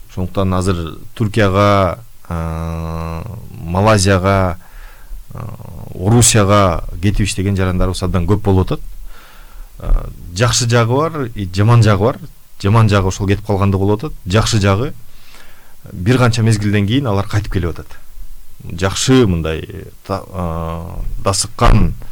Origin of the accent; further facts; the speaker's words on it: Talas Region, Kyrgyzstan; мен мисалы таластыкмын